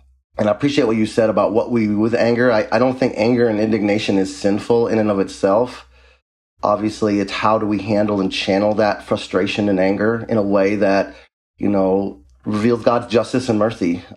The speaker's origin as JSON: {"language": "English", "country": "U.S. Virgin Islands", "tie": "born or raised there", "also_born_or_lived": "North Dakota", "moved": "as an adult", "lives_now": "Minnesota, United States", "said": "I am originally from the United States Virgin Islands. I grew up in the Caribbean most of my childhood and teenage adolescent life"}